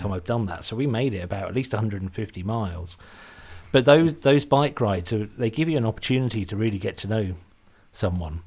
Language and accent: English; Suffolk, East of England, United Kingdom; accent: Suffolk English; also born or lived in Britain; doesn't have a Suffolk English accent like I do.